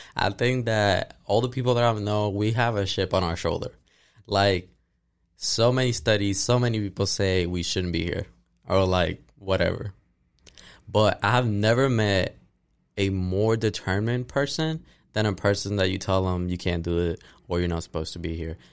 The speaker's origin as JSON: {"language": "English", "town": "Ponce", "country": "Puerto Rico", "moved": "yes", "lives_now": "Tennessee, United States", "said": "I'm from Ponce, Puerto Rico, but I've been living here in Tennessee for the last five years since twenty seventeen"}